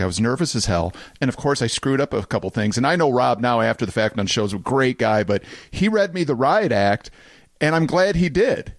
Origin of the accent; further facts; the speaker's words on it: Farmington Hills, Michigan, United States; I grew up in Farmington Hills